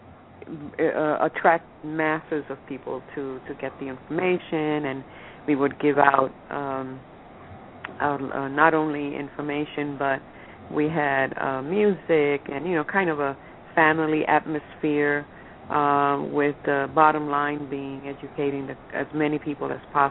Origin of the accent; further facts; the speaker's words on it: New York City, New York, United States; also born or lived in Puerto Rico; I've been in the city since I was 4 years